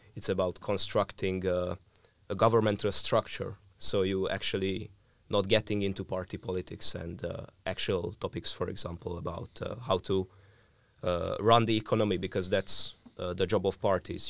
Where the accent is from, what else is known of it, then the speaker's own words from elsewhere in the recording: Hungary; I'm from Hungary